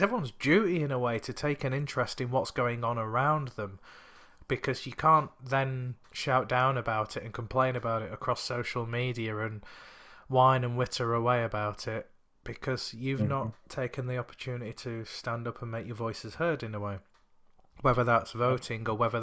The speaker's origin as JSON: {"language": "English", "country": "United Kingdom", "tie": "born or raised there", "said": "growing up in the country as a British citizen, but also a person of colour"}